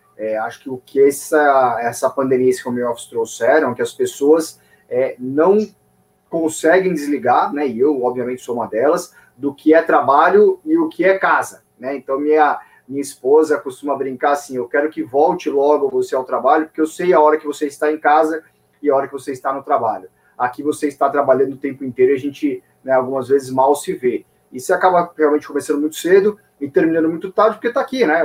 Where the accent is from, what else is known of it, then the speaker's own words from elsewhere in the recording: São Paulo, Brazil; sou de São Paulo, nascido e criado em São Paulo